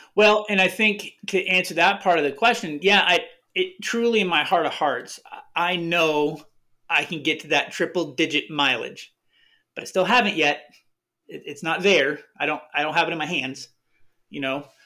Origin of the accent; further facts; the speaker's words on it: Arizona, United States; I'm from Arizona